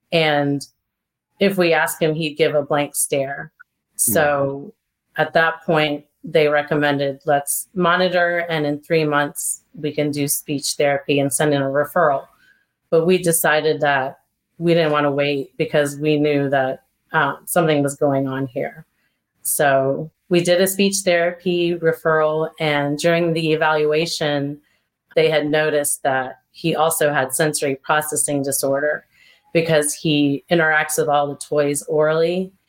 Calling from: North Carolina, United States; I'm calling from North Carolina

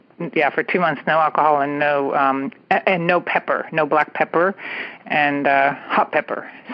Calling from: California, United States; I'm calling from the San Francisco Bay Area.

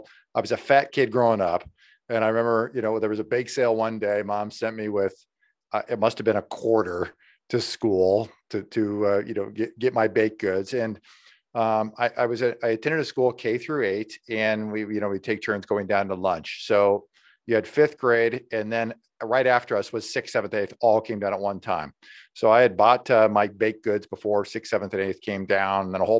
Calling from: Des Moines, Iowa, United States; I'm coming in from Des Moines, Iowa.

